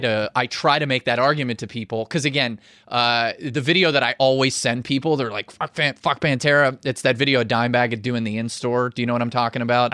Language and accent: English; Pittsburgh, Pennsylvania, United States; I'm from Pittsburgh.